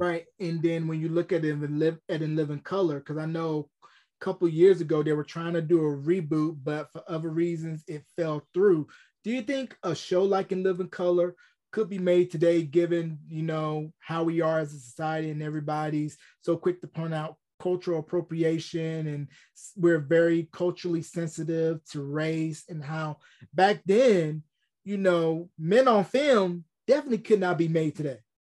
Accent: Tobacco Road, North Carolina, United States; I grew up in Tobacco Road, A C C country

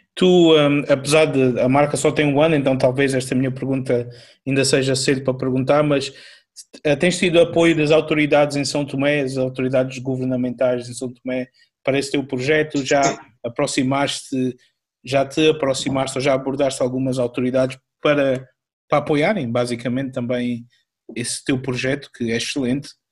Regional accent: Angola; eu sou angolano

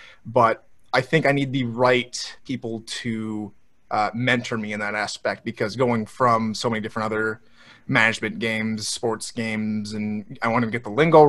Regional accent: Andover, Minnesota, United States; moved away as an adult; now in San Antonio, United States; Let's see, hometown, I'm originally from Andover, Minnesota.

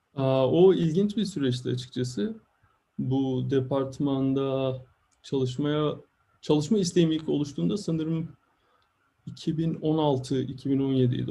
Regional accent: İzmir, Turkey; moved away as an adult; also born or lived in Eskişehir, Turkey / Stuttgart, Germany; now in New York, United States; ben de İzmirliyim, Karşıyaka'lıyım

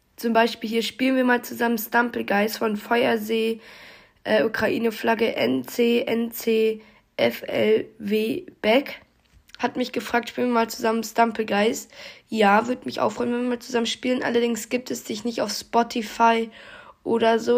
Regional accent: North Rhine-Westphalia, Germany; ich komme aus Nordrhein-Westfalen

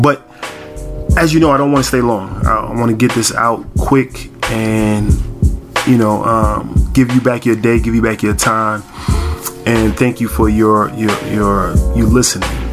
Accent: New York, United States; we're from New York

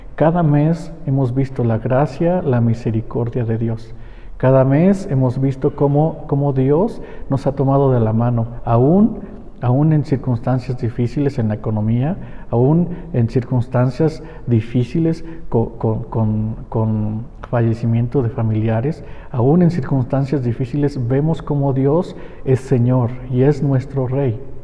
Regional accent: Mexico; como mexicanos

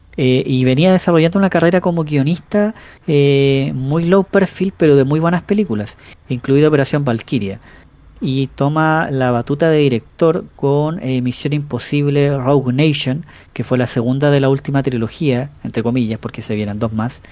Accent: Chillán, Ñuble, Chile; also born or lived in Ñuñoa, Santiago; now in Santiago, Chile; mi dirección electoral estaba puesta en Chillán. Pero como yo me cambié a Ñuñoa

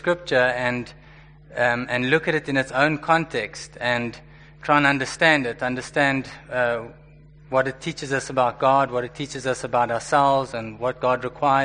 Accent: Johannesburg, Gauteng, South Africa; I was born and raised in Joburg

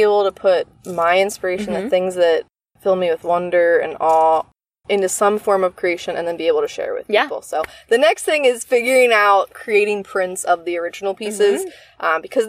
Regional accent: Northeast, United States; I grew up in the Northeast. People, at least when I was younger, weren't speaking Spanish as mm-hmm. much there.

